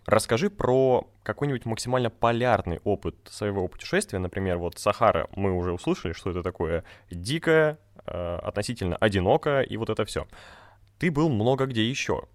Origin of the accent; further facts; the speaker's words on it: Republic of Karelia, Russia; я тоже сам из Карелии